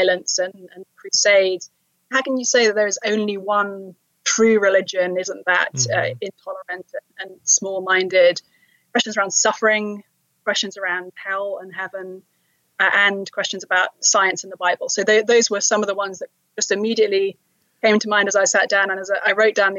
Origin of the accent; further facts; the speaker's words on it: London, United Kingdom; now in Cambridge, Massachusetts, United States; I was raised in London.